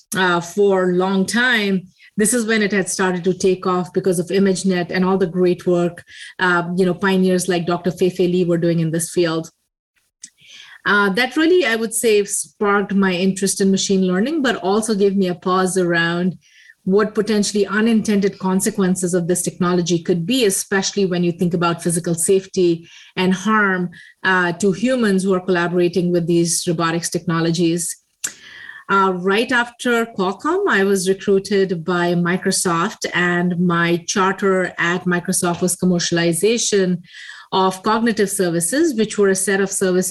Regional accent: India; moved away; I grew up in India in a very small town in a very eclectic family.

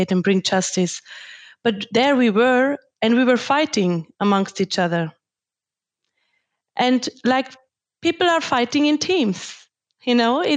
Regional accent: Tyrol, Austria; now in Germany; I grew up in Austria and Tyrol in a very privileged environment

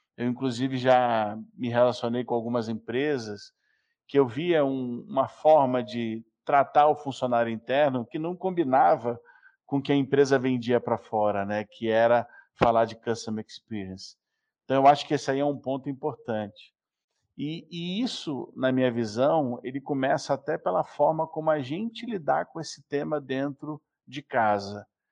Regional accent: Rio de Janeiro, Brazil; now in São Paulo, Brazil; Eu sou um carioca que mora em São Paulo

